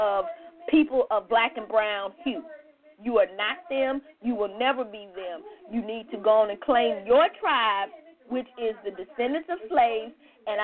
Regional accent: United States; native-born, 13-plus generation native-born black Americans

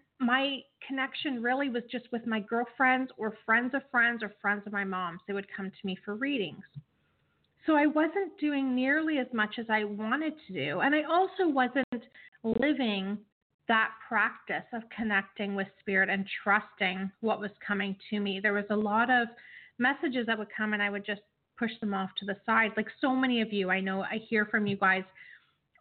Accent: Canada; as a Canadian

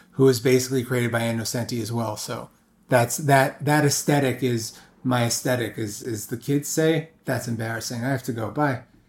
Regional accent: New York City, New York, United States; I grew up In Brooklyn, New York, Carroll Gardens

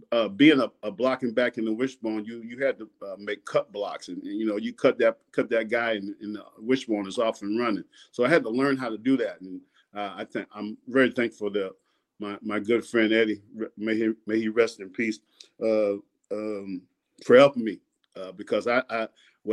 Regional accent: New York, United States; moved away; also born or lived in Sanford, Florida; I'm from New York, so they think I'm a New York boy

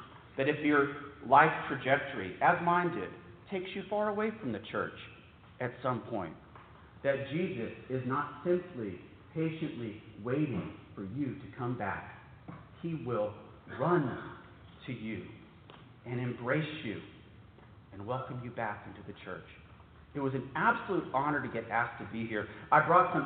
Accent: San Antonio, Texas, United States; my hometown sites

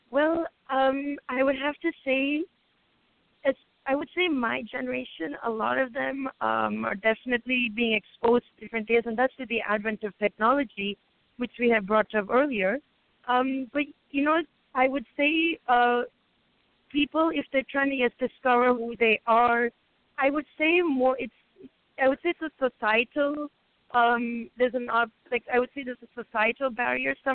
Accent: Hyderabad, Telangana, India; my background is uh, Indian. I was born in India myself, so specifically from Hyderabad, which is southern India.

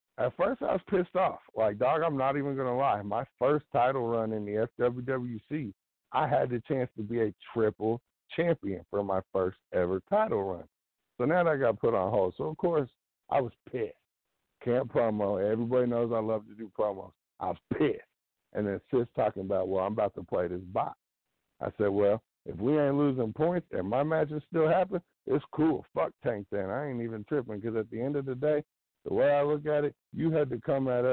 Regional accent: Illinois, United States; also born or lived in Missouri (small town east of Kansas City); now in near Kansas City, United States; I live in, a little small town, about 45 minutes east of KC, originally from Illinois

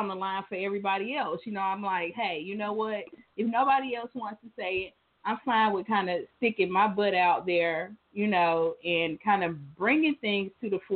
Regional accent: New York City, New York, United States; I grew up in New York. I was born in Queens

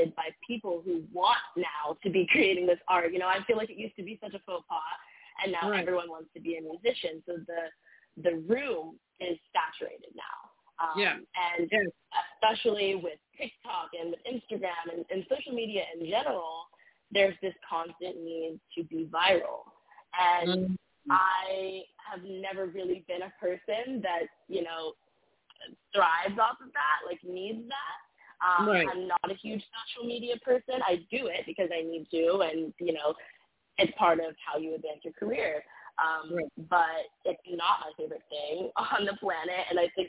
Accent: Midwest, United States; now in New York City, United States; I'm from the Midwest, and, you know, there's a very, you know, standard way of life where I'm from

